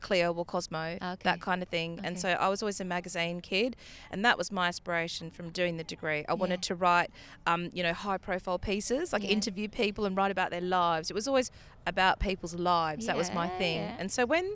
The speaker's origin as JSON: {"language": "English", "country": "Australia", "said": "being Australian"}